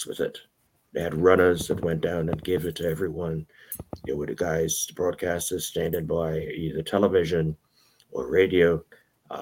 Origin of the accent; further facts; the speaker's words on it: New York City, New York, United States; moved away; also born or lived in Round Lake; I have roots. Okay, but I primarily grew up in Brooklyn